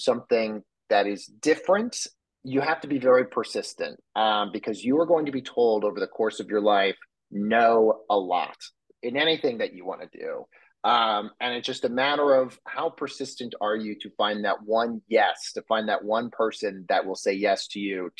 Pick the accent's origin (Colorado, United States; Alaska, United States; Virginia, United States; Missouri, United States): Colorado, United States; growing up in Colorado with a family that has no connections to the entertainment industry